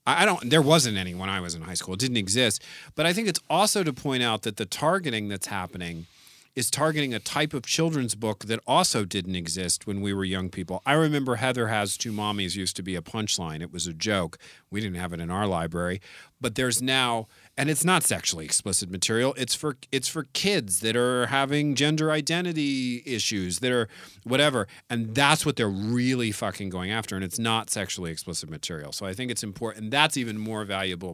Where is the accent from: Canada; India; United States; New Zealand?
United States; San Francisco, California; I grew up in the Castro District